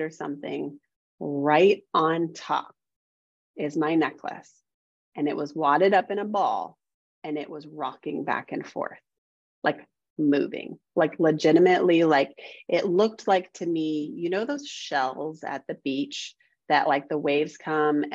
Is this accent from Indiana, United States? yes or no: yes; Indiana, United States; We moved back home. I'm from Indiana.